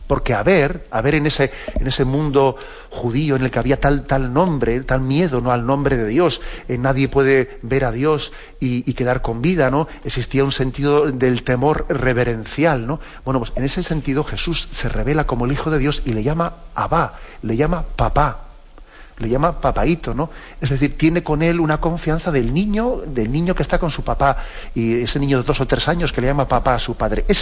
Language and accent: Spanish; Basque Country, Spain; yo que soy vasco, pues también sé que, existe una, una, traducción de que es aitá, aitacho